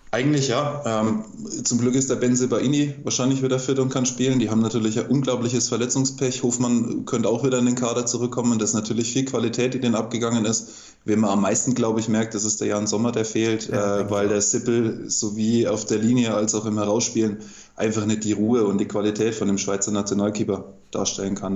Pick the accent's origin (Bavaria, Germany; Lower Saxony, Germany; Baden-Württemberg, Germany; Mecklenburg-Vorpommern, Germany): Bavaria, Germany; Franconia; als, Bayer, als Franke